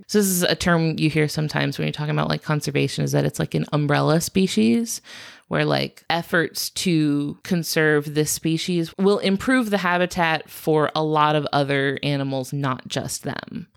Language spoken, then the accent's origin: English; United States; I am American